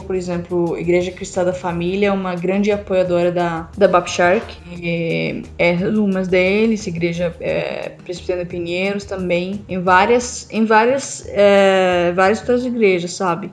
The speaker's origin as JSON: {"language": "Portuguese", "country": "Syria", "second_language": "Portuguese", "moved": "yes", "said": "eu sou síria"}